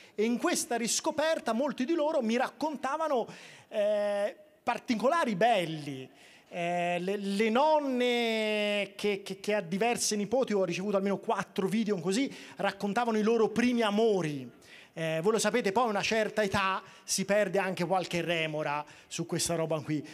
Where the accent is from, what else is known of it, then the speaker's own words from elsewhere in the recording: Tuscany, Italy; delle mie parti toscane